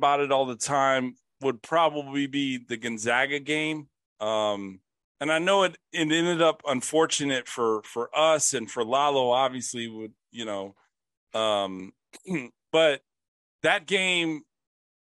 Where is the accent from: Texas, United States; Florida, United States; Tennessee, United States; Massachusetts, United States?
Texas, United States; Bastrop; I'm from Bastrop, Texas